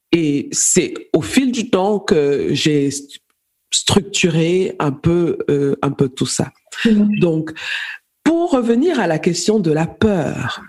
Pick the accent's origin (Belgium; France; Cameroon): Cameroon; moved away as an adult; now in Berlin, Germany; Je suis camerounaise, d'origine camerounaise, de nationalité allemande. Je vis en, en Allemagne, à Berlin, où j'ai fait mes études en informatique technique